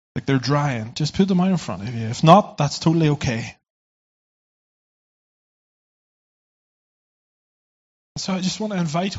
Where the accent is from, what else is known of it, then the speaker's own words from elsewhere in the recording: Ireland; I come from Ireland